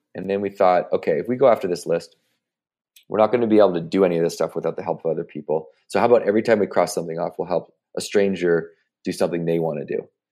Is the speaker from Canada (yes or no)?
yes; Victoria, British Columbia, Canada; moved away as an adult; now in United States; the University of Victoria. So this is my, you know, my hometown university